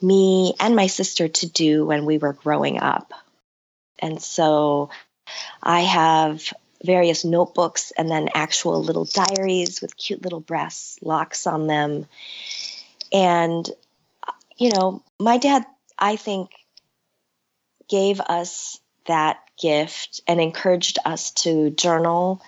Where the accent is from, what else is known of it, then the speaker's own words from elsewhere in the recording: Chicago, Illinois, United States; also born or lived in Seoul, South Korea; settling in Chicago and growing up as a child of immigrants and a child who didn't know what it meant to be just an American kid in the north side of Chicago